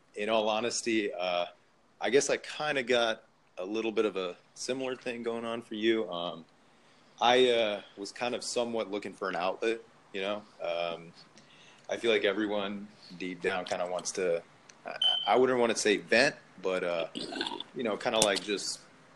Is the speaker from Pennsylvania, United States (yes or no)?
yes; Philadelphia, Pennsylvania, United States; moved away as an adult; I'm originally from Philly, so I moved down here for university.